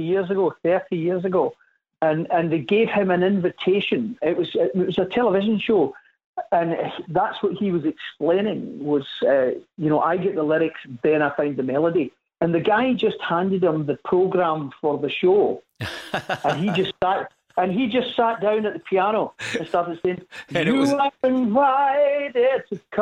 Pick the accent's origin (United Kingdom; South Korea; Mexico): United Kingdom; Scotland; I'm Scottish. We say pish